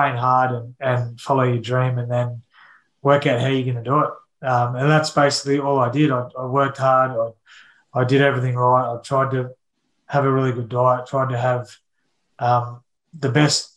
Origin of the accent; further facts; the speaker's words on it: Kingaroy, Queensland, Australia; moved away; also born or lived in Sydney, New South Wales; I grew up in Kingaroy